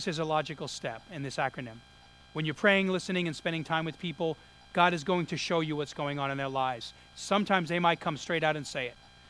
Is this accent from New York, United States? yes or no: yes; New York City, New York, United States; moved away; I grew up in Brooklyn